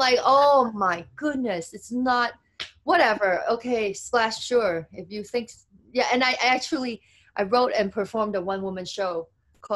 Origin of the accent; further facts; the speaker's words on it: United Kingdom; accent: British; They make fun of my accent. Where you get this British accent?